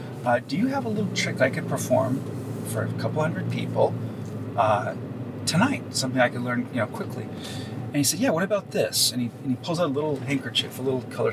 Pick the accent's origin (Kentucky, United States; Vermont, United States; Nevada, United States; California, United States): California, United States; Los Angeles; growing up right in this neighborhood, this is where I was born and raised, Toluca Lake, which is kind of next door to Burbank